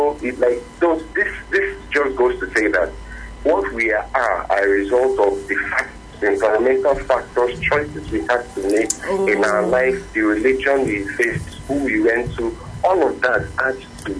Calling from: Ikorodu, Lagos, Nigeria; I'm calling from Ikorodu.

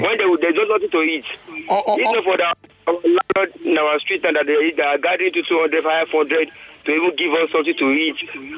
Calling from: Ifako-Ijaiye, Lagos, Nigeria; I'm calling from Ifakojaye.

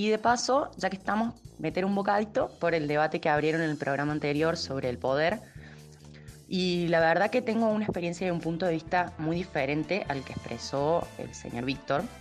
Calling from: Villa Carlos Paz, Córdoba, Argentina; Hola amigos, ¿cómo están? … de Carlos Paz.

